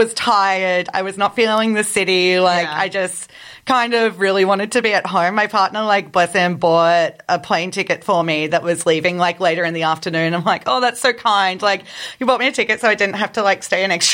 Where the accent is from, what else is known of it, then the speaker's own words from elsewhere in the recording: Brisbane, Queensland, Australia; also born or lived in Melbourne; growing up in Brisbane, like, I was so used to, like, going to house shows